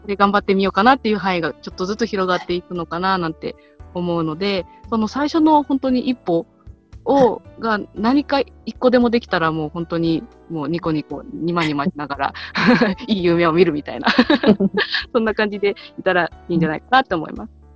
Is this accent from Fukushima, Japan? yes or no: yes; Koriyama, Fukushima, Japan; うちの地元片平町